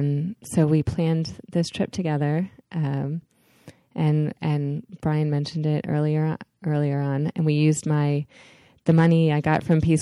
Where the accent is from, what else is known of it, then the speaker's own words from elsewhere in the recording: Long Island, New York, United States; we are both from Long Island. I am from not far from New York City.